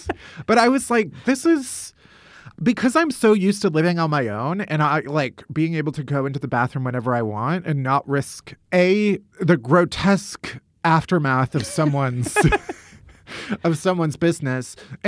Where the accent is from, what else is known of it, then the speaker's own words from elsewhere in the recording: United States; but that's just me being American.